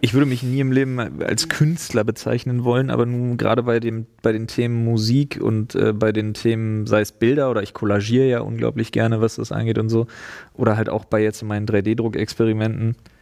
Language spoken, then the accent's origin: German; East Germany, Germany; also born or lived in Storkow, Brandenburg; Ich bin Ossi.